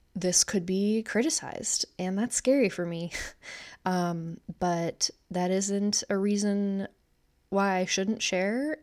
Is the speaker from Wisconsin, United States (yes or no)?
yes; Wisconsin, United States; I'm 31 years old, born and raised in Wisconsin